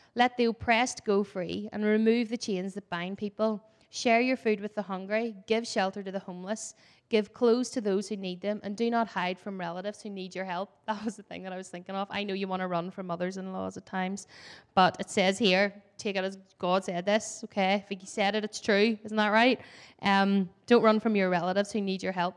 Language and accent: English; Ireland; I'm Irish and Irish love to tell stories and talk